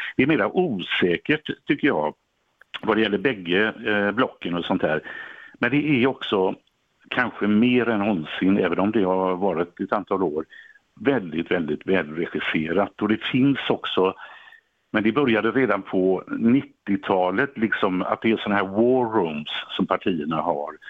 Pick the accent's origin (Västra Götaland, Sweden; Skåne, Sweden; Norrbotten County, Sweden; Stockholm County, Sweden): Västra Götaland, Sweden; Gothenburg; Biskopsgården där jag är uppvuxen